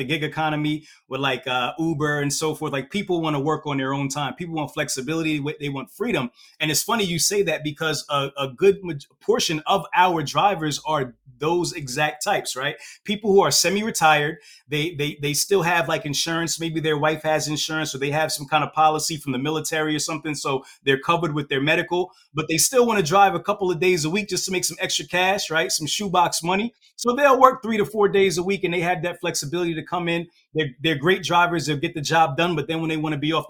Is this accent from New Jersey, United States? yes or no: yes; Hightstown, New Jersey, United States; also born or lived in Brooklyn, New York; So I was born in Brooklyn, New York, moved out of Brooklyn at a very young age, moved to New Jersey, kind of like a suburb type of mixed area, place called Hightstown, New Jersey, right? That's where I went to high school.